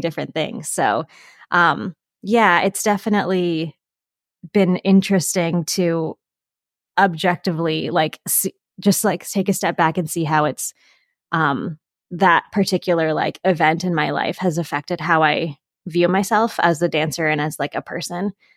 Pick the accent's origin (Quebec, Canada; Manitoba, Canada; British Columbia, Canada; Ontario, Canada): Ontario, Canada; Pickering; I grew up just outside of Toronto, Canada, in a town called Pickering